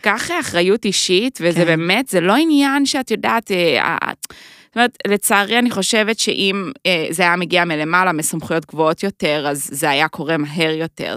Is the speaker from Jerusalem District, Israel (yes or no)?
yes; Jerusalem, Jerusalem District, Israel; moved away as an adult; also born or lived in United States / New York; now in Tel Aviv, Israel; אני ירושלמית